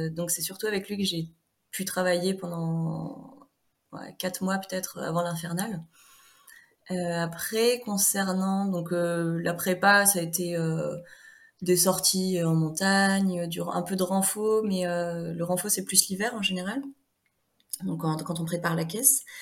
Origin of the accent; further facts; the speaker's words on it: Normandy, France; moved away as an adult; now in Haute-Savoie, France; je suis originaire de Normandie